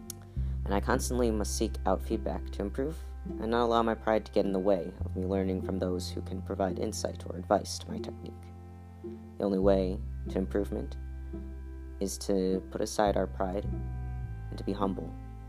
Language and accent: English; United States; I'm American.